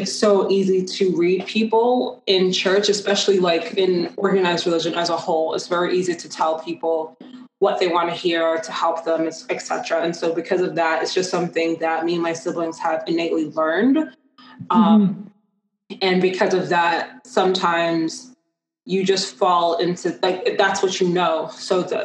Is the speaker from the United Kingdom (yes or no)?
yes; London, United Kingdom; moved away; also born or lived in Ghana; my hometown of London, England